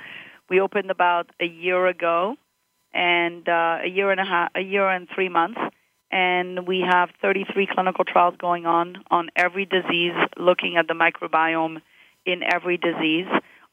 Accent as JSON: {"language": "English", "country": "Morocco", "tie": "born there", "also_born_or_lived": "Montreal, Canada", "moved": "yes", "said": "So I was born in Morocco, and my parents were working for the French government there, and they moved from Morocco to Montreal, and then from Montreal I went to University of Florida."}